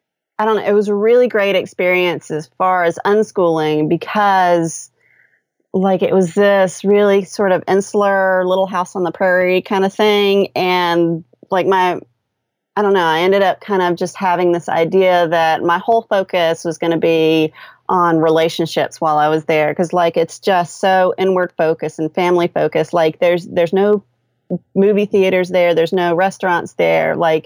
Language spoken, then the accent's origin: English; United States; I know Alaska is technically not, you know, an expat location for us because we're American